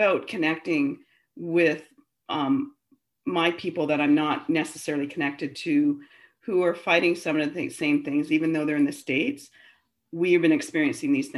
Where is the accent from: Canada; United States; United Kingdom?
Canada; Ontario; moved away as an adult; now in Vancouver, Canada; I grew up in Ontario, Babel, Ontario